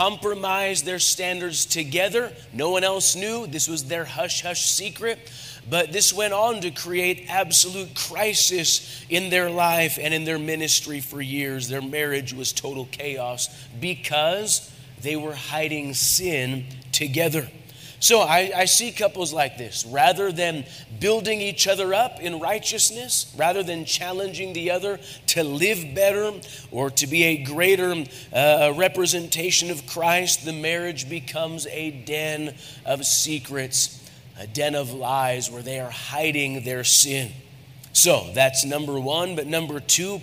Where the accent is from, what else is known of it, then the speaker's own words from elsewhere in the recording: United States; I'm an American.